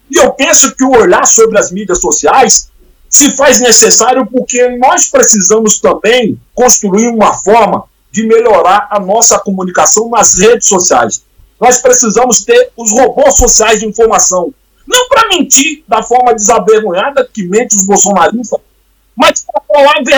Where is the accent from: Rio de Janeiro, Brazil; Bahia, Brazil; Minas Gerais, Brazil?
Bahia, Brazil; now in São Paulo, Brazil; Eu vivo hoje, saí da Bahia, estou em São Paulo.